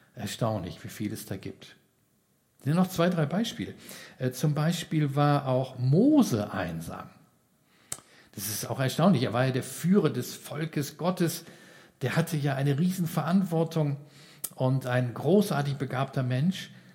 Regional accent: Giessen, Hesse, Germany; bei uns in Gießen, wo ich herkomme

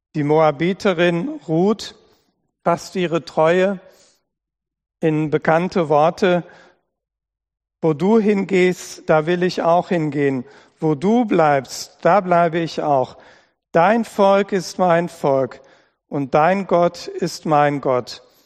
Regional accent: Dortmund, North Rhine-Westphalia, Germany; moved away as an adult; also born or lived in Hunsrück / Simmern / Lahn-Dill-Kreis; now in Oberscheld, Germany; Meine Geburtsstadt Dortmund, da wo ich aufgewachsen bin

